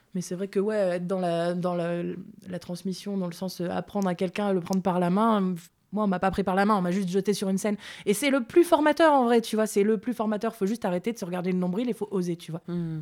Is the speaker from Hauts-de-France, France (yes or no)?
yes; Lille, Hauts-de-France, France; Je suis pas parisienne, je viens de Lille